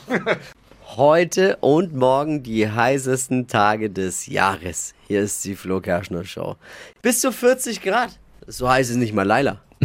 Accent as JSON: {"language": "German", "country": "Germany", "said": "bei uns in Deutschland"}